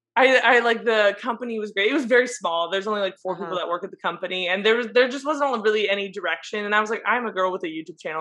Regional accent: San Diego, California, United States; I'm from San Diego

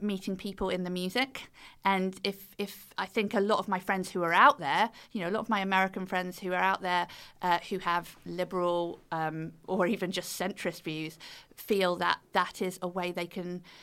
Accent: United Kingdom; accent: British; We're British

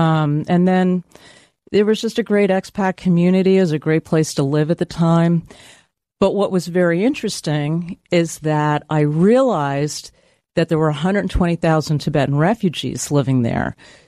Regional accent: San Francisco, California, United States; now in New York, United States; San Francisco.

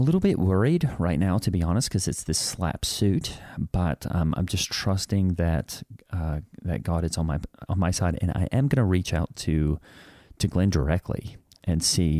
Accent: Australia; I have no idea what that means because I'm from Australia and we don't really have lawsuits there.

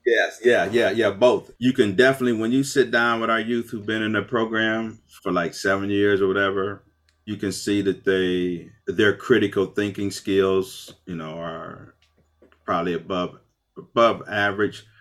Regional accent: Akron, Ohio, United States; I grew up West Akron on Store Avenue between Lawton and Slauson, all black neighborhood

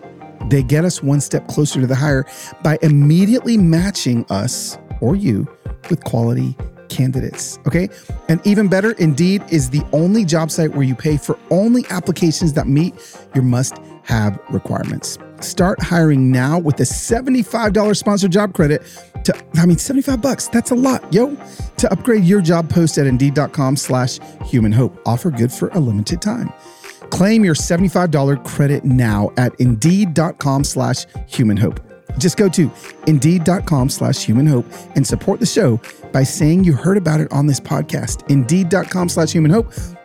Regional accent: United States; I see my right as an American to make sure that America continues to grow

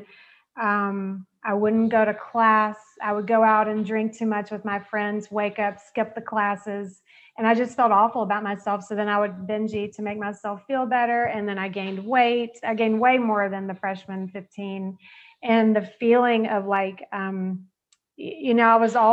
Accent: Georgia, United States; I grew up in the South. I'm from Georgia

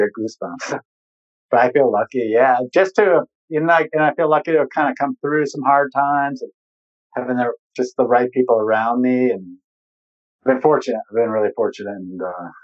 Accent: New England, United States; moved away; also born or lived in Colorado; I am from New England

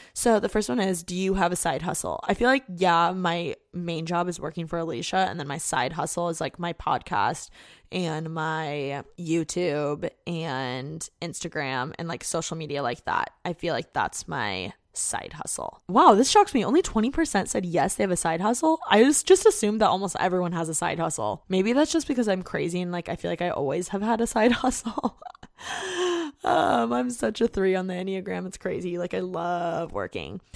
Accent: Indiana, United States; moved away as an adult; now in Los Angeles, United States; I just wanna get out of Indiana. Like, I hate my hometown

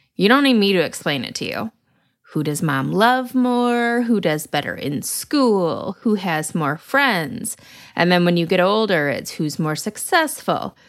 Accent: Lansing, Michigan, United States; my hometown of Lansing

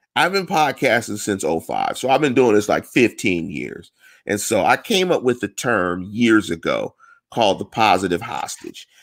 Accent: Pittsburgh, Pennsylvania, United States; I'm born in Pittsburgh. I'm from around the corner from the stadium. I'm a North Side guy.

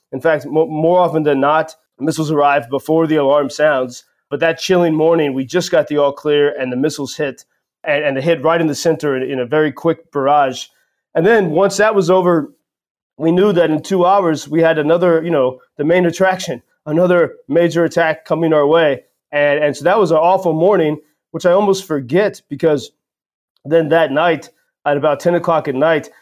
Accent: United States; now in Kharkiv, Ukraine; As an American

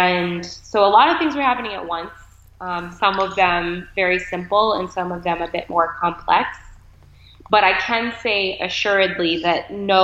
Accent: Boston, Massachusetts, United States; also born or lived in Maine / Connecticut; now in New York, United States; I was born in Maine and raised in Boston for a good amount of time

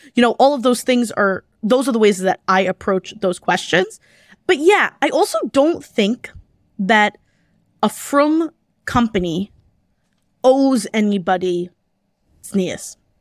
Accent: New York City, New York, United States; I grew up in Kew Garden Hills

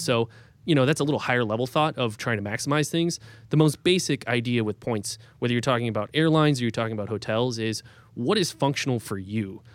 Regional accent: Cleveland, Ohio, United States; now in New York City, United States; I grew up outside of Cleveland

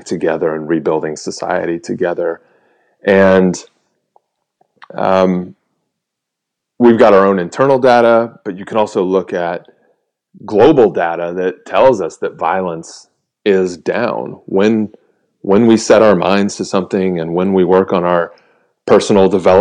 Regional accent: United States; we were just welcomed as Americans

